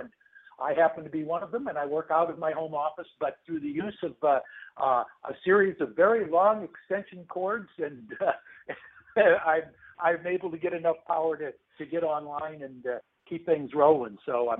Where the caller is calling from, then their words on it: Atlanta, Georgia, United States; I'm calling in from Atlanta, storm-racked Atlanta